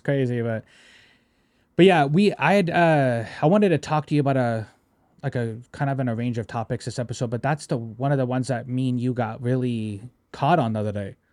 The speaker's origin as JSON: {"language": "English", "country": "United States", "said": "I love being American"}